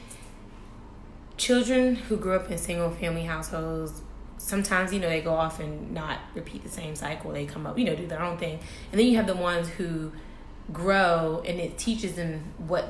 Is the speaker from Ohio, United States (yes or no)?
no; Tidewater, Virginia, United States; Growing up in Tidewater, it's a military area